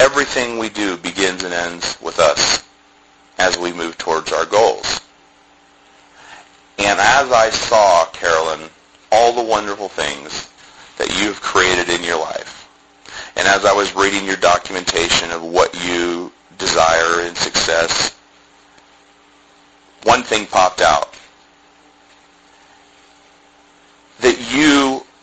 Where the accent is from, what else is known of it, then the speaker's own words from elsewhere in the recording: Columbus, Ohio, United States; I grew up in Columbus, Ohio